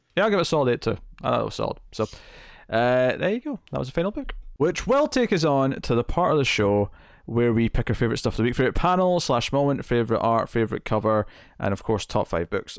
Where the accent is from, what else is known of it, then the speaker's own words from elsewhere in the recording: Scotland, United Kingdom; I'm Scottish